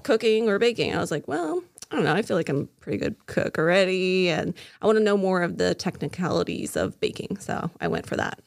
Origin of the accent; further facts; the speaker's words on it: Casselberry, Florida, United States; also born or lived in Oregon; I was actually born in Oregon. Um, but I grew up here in Castleberry, Florida. We came down when I was six